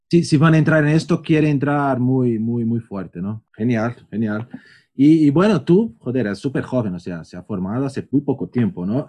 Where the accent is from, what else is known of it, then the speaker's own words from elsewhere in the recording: São Paulo, Brazil; moved away; also born or lived in Barcelona / Madrid; yo que por ejemplo vengo de São Paulo, que es un caos, después Barcelona, Madrid